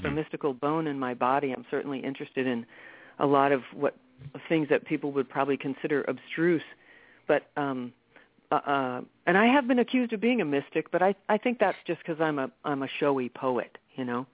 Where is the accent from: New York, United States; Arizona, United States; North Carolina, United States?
New York, United States; I was born in New York City